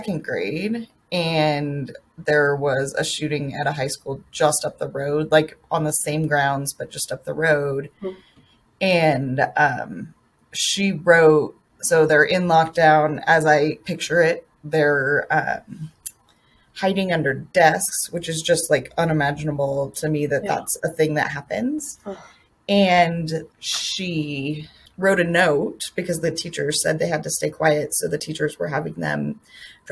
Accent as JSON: {"language": "English", "region": "Colorado", "country": "United States", "tie": "born or raised there", "said": "I grew up in Colorado where I feel like the first school shooting happened, Columbine happened"}